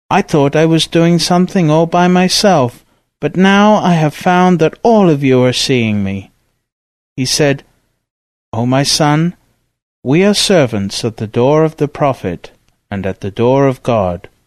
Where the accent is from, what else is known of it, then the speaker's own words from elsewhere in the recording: Dagestan, Russia; even though I was from Dagestan and I know all the languages of my area.